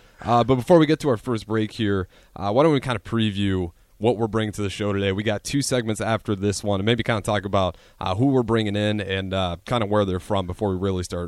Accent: Hartington, Nebraska, United States; now in Lincoln, United States; my hometown because Carson Naker, he's actually from Hardington. Okay. He's in the town I grew up

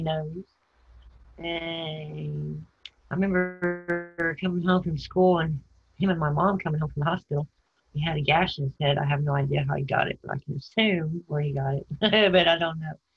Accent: San Antonio, Texas, United States; also born or lived in Houston, Texas / Arizona / Portland, Texas; I think mostly San Antonio until I was 11, in Houston after

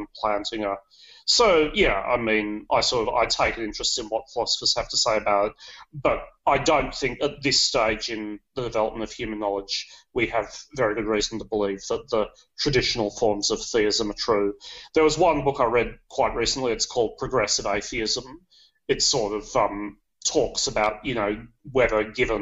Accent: Sydney, New South Wales, Australia; accent: a bit of British accent; moved away as an adult; also born or lived in England / China / Germany; now in Netherlands; I was born in Sydney. Most of my life I lived in Sydney, although I have also worked in China and Germany. You can probably notice a bit of British accent there, like that's because I lived in UK when I was a kid for a little while.

